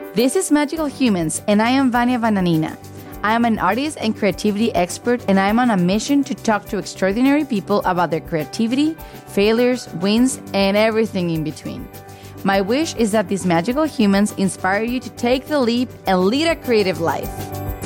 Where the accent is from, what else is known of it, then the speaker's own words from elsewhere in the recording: Mexico; now in Portland, United States; I was born and raised in Mexico